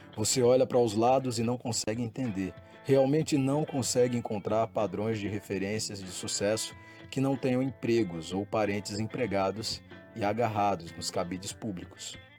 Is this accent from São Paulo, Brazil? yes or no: no; Panelas, Pernambuco, Brazil; born or raised there